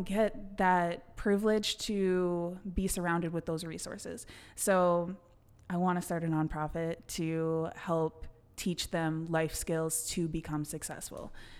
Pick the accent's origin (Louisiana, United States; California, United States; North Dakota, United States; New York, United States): North Dakota, United States; I grew up in North Dakota with rich families.